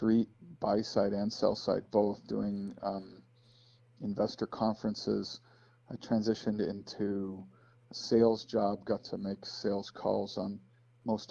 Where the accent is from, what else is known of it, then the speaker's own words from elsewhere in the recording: Chicago, Illinois, United States; I grew up outside Chicago, Illinois.